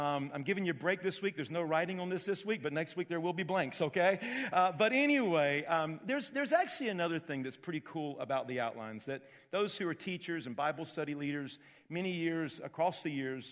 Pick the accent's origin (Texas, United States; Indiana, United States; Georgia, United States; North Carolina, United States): Georgia, United States; Augusta; moved away; I was called into ministry when I was 13 years of age in Augusta, Georgia. That's my hometown